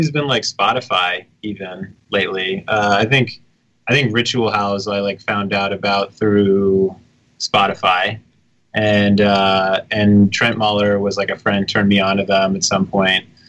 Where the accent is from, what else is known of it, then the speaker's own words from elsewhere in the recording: New York City, New York, United States; now in Brooklyn, United States; I'm from the city. I grew up in the village.